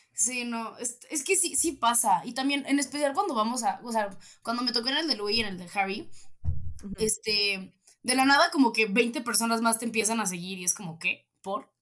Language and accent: Spanish; State of Mexico, Mexico; soy de Estado de México